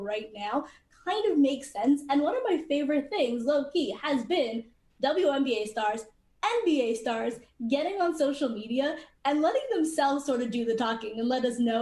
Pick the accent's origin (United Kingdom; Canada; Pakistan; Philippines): Canada; I'm Canadian